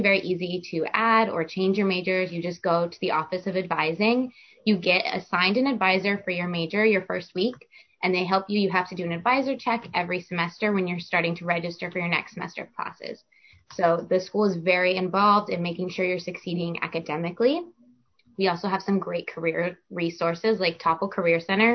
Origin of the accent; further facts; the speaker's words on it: Orlando, Florida, United States; I'm from Orlando, Florida.